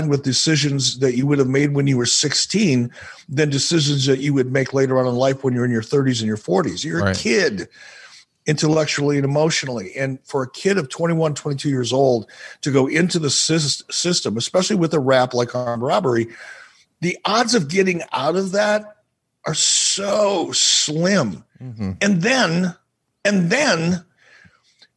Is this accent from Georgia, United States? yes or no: no; Minnesota, United States; as a kid growing up in Minnesota